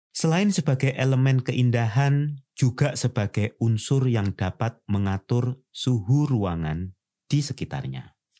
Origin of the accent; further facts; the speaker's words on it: Indonesia; sebagai orang Nusantara